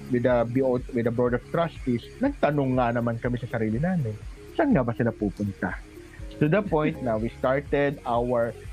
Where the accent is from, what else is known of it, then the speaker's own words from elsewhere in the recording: Philippines; nung nalaman po nila Filipino ako